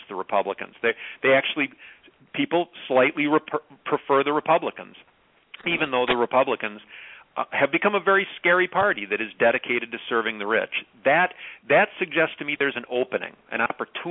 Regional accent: Clark County, Wisconsin, United States; Clark County, where I grew up, is one of the five poorest counties in Wisconsin.

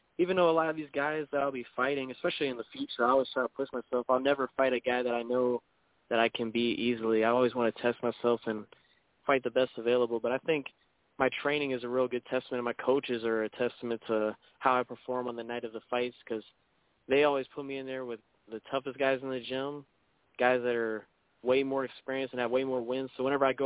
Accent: O'Fallon, Illinois, United States; moved away as an adult; also born or lived in St. Louis, Missouri; now in Florida, United States; I'm actually from St. Louis area. I went to school about 20 minutes from St. Louis in a little town, O'Fallon, Illinois. That's where I went to school, and I lived most of my life before I moved here

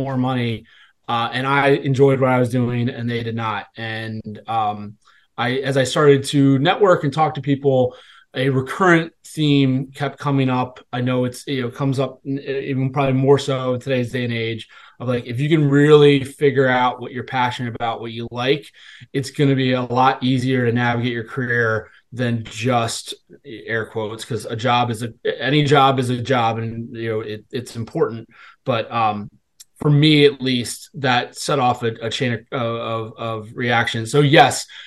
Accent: Washington, District of Columbia, United States; I'm originally from the Washington D.C. area

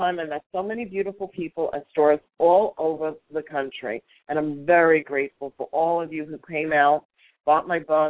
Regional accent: New York, United States; I am a good old New York Italian girl

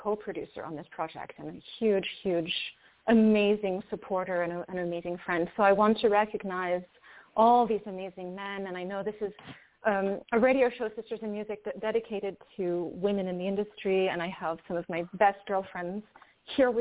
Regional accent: France; I was born in France to a French mother and a Greek father.

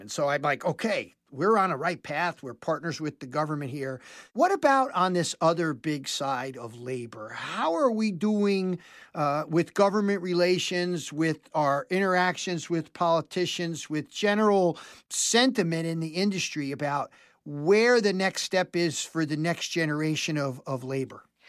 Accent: New York metropolitan area, United States; I grew up in the New York metropolitan area

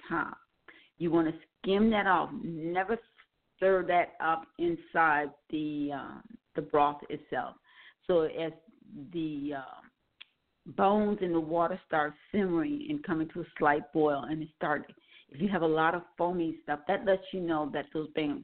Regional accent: Milwaukee, Wisconsin, United States; I was raised in Milwaukee, Wisconsin

